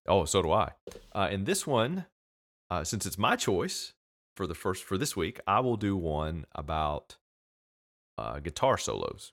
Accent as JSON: {"language": "English", "country": "United States", "said": "I'm from America, I live here"}